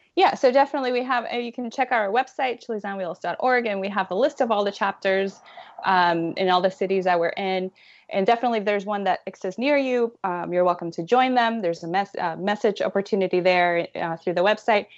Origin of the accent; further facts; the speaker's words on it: Puerto Rico; I'm from Puerto Rico